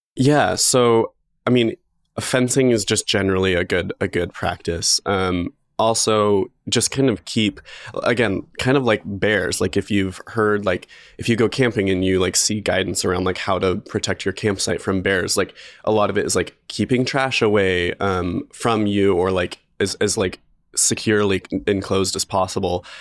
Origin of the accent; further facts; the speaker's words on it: Magic Valley, Idaho, United States; now in Boise, United States; I grew up in the Magic Valley in, like, a very rural, like, farm area.